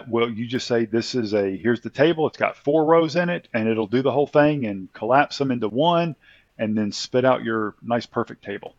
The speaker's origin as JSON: {"language": "English", "region": "the South", "country": "United States", "said": "as I said, I'm in America and I'm from the South. So in the South, we don't pronounce our words quite properly."}